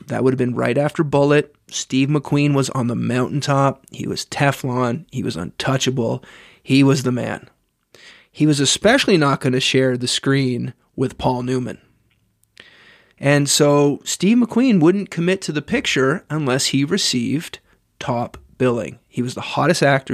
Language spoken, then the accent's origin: English; Canada; As a Canadian